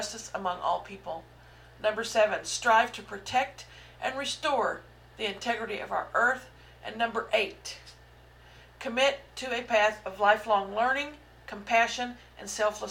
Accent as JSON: {"language": "English", "region": "Southeast Missouri", "country": "United States", "tie": "born or raised there", "said": "I was raised in the Midwest, in Southeast Missouri"}